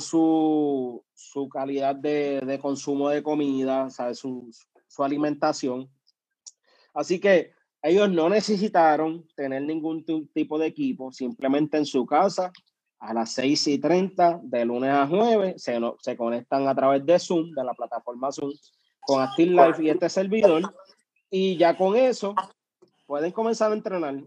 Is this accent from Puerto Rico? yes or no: yes; Comerío, Puerto Rico; soy del pueblo de Comerío, eh, actualmente del barrio Cejas de Comerío